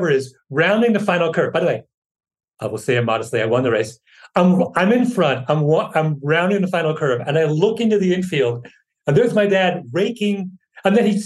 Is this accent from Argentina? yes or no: no; Ontario, Canada; moved away; also born or lived in New York; when I was growing up in Canada in the 70s